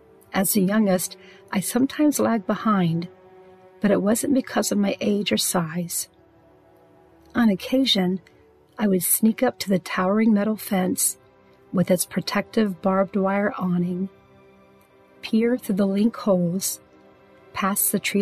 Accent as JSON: {"language": "English", "area": "Richland County", "region": "Ohio", "country": "United States", "tie": "born or raised there"}